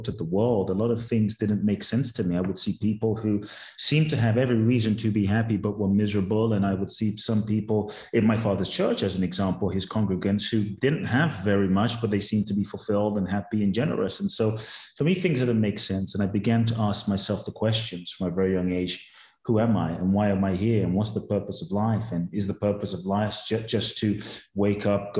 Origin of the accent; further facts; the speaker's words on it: London, United Kingdom; moved away as an adult; also born or lived in Ghana; now in United States; I was born in Ghana, West Africa. My father's from Ghana. My mother's Japanese. I grew up in London, moved to the US when I was 18